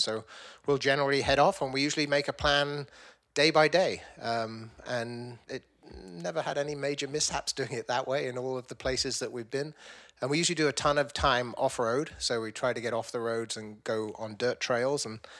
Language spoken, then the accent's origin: English; Vancouver, British Columbia, Canada; We're friends from Vancouver.